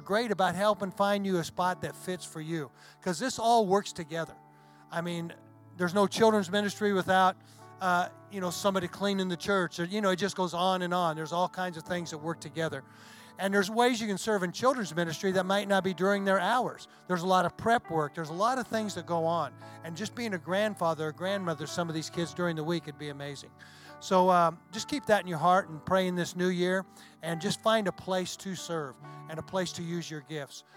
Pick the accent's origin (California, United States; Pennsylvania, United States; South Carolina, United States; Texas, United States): Texas, United States; hometown with the Red River ammo depot; in my hometown there's an ammo depot